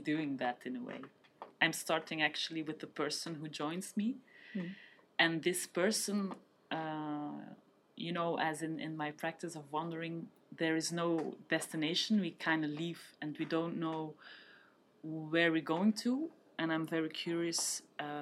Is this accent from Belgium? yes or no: yes; Geluwe, Flanders, Belgium; moved away as an adult; now in Brussels, Belgium; my hometown, let's say, which is Geluwe